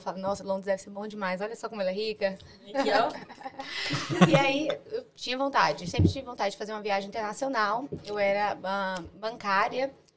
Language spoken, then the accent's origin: Portuguese; Itabuna, Bahia, Brazil; moved away as an adult; now in London, United Kingdom; eu vim de Itabuna, uma cidade